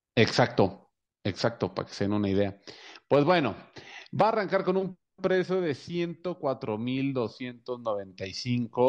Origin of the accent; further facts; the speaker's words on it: Valle Hermoso, Tamaulipas, Mexico; en mi pueblo, ahí en Valle Hermoso, hay dos Corvettes